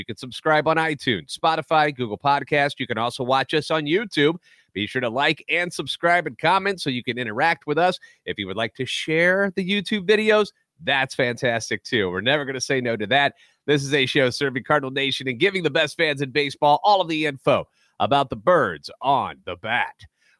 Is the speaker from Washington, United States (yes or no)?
no; St. Louis, Missouri, United States; I'm a national radio sports anchor, born and raised in the Lou, and a lifetime Cardinals fan.